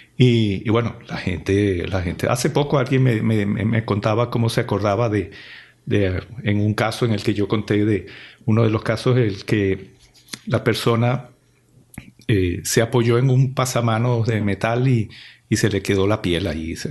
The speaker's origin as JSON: {"language": "Spanish", "country": "Venezuela", "also_born_or_lived": "Italy", "moved": "as an adult", "said": "mi país, Venezuela, me envió en misión de estudios eh, al extranjero"}